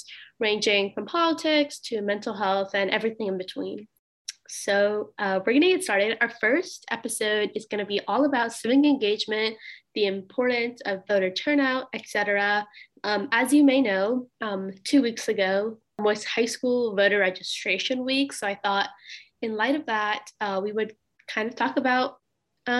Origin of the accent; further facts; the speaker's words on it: Suwanee, Georgia, United States; I'm from Suwanee, Georgia